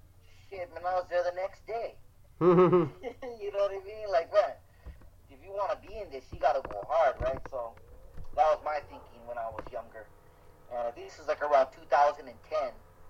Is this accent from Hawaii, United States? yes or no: yes; Hawaii, United States; also born or lived in Oregon / Wilmington, California; No, I was born in Hawaii, and then my dad, he was in a rock and roll band growing up, so he took us to Oregon, and then California, and then we moved back.